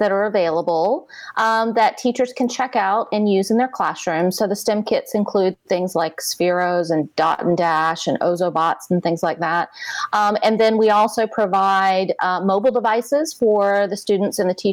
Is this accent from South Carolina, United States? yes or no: yes; Charleston, South Carolina, United States; I am from Charleston, South Carolina